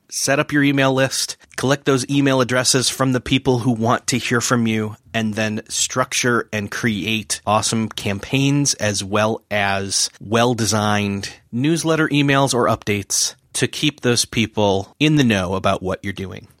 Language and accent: English; Rochester, New York, United States; moved away; I'm originally from Rochester, New York